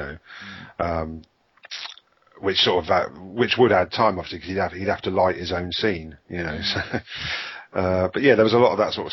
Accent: United Kingdom; we're British

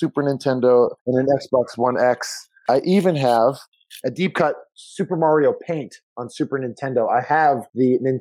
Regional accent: Lexington, Massachusetts, United States; moved away as an adult; also born or lived in Italy / Israel; now in Los Angeles, United States; I'm from Lexington, Massachusetts, USA

